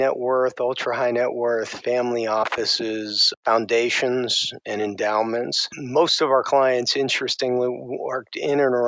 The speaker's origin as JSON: {"language": "English", "town": "Pittsburgh", "region": "Pennsylvania", "country": "United States", "tie": "born or raised there", "said": "I'm originally from Pittsburgh, PA. I grew up there"}